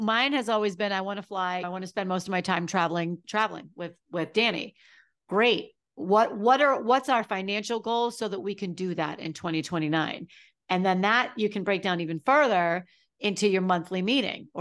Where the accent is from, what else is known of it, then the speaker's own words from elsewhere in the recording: New England, United States; I'm from New England.